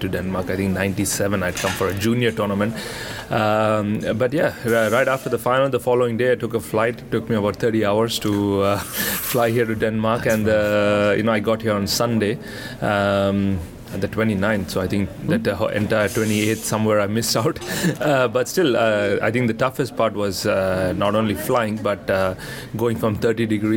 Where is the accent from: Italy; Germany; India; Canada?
India